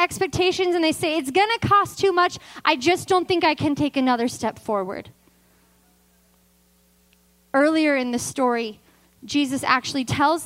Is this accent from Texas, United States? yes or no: no; Vacaville, California, United States; always lived in Vacaville